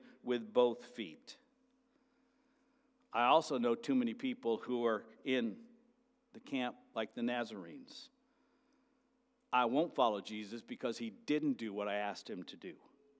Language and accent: English; United States